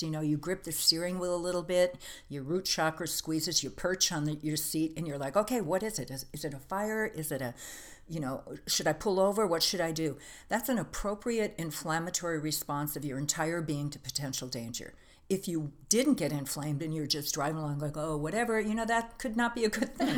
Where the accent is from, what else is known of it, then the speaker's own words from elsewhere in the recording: Green Bay, Wisconsin, United States; I grew up in Green Bay, Wisconsin